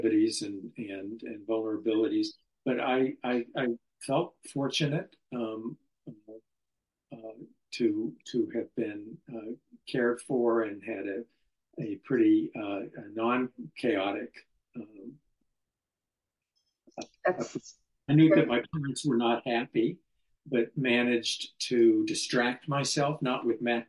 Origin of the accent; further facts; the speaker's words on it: Colorado, United States; I'm a native of Colorado, went to up to high school, born and raised in the Rockies